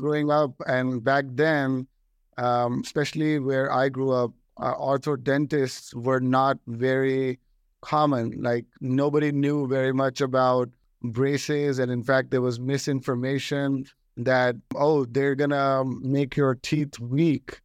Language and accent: English; Delhi, India; now in United States; I got an opportunity to come from Delhi to the United States. Uh, so I'm an Indian-born American